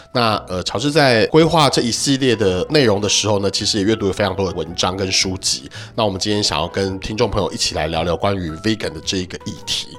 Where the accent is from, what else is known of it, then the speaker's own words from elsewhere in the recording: Hsinchu, Taiwan; 因为我是新竹人啊